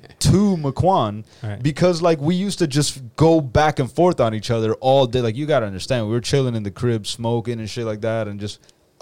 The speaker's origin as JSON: {"language": "English", "town": "Miami", "region": "Florida", "country": "United States", "tie": "born or raised there", "said": "growing up in Miami."}